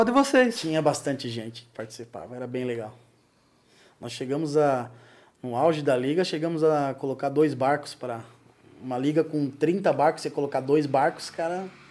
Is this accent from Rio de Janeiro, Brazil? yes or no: no; Guarulhos, São Paulo, Brazil; moved away as an adult; now in Joinville, Brazil; nasci em São Paulo, em Guarulhos